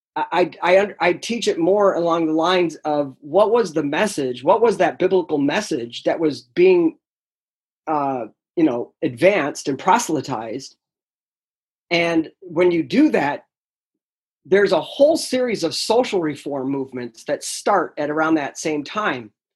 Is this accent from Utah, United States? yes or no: no; upstate New York, United States; moved away as an adult; also born or lived in Delaware; I'm actually originally from New York, upstate New York